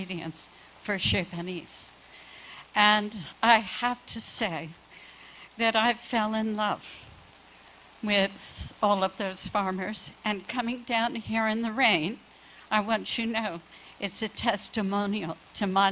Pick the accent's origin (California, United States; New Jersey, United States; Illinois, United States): New Jersey, United States; moved away; I grew up in New Jersey in the late 40s and 50s